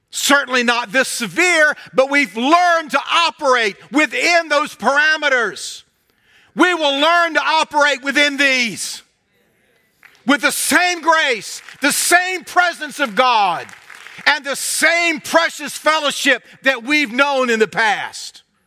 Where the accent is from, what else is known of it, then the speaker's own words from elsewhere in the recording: United States; either as an American or as a Christian